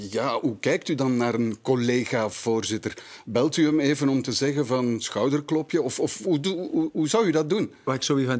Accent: Sint-Katelijne-Waver, Flanders, Belgium; Ik ben van Sint-Katelijne-Waver.

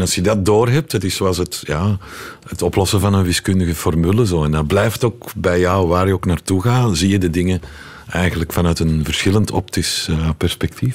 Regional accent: Leuven, Flanders, Belgium; moved away as an adult; also born or lived in Moscow, Russia; ik ben opgegroeid in Heverly Hills, Leuven

